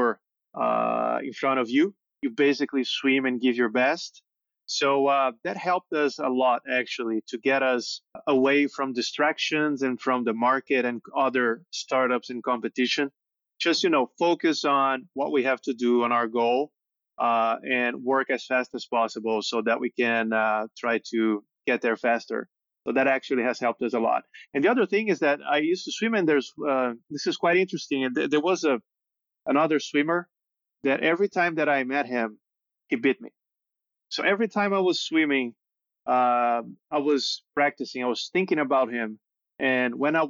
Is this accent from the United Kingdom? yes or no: no; São Paulo, Brazil; Born and raised in Sao Paulo.